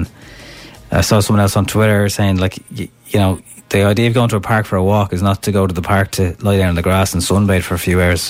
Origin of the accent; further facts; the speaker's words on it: Johnstown Bridge, County Kildare, Ireland; from Johnstown Bridge.